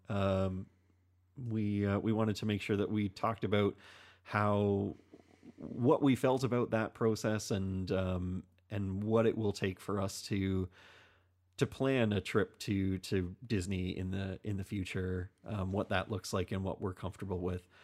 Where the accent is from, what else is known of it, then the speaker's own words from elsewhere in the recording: Canada; we are a Canadian podcast. Um, we are Canadians